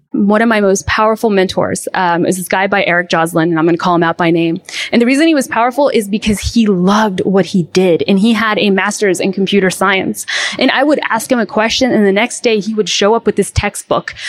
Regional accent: Mexico; moved away; I grew up in Mexico where there was no grid to speak of.

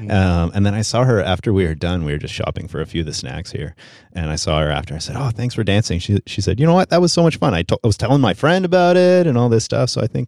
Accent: Canada; I'm French Canadian.

